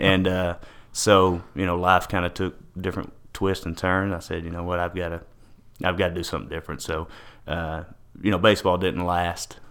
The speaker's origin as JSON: {"language": "English", "town": "Paris", "region": "Texas", "country": "United States", "tie": "born or raised there", "said": "I'm in Paris, Texas, born and raised here in Paris."}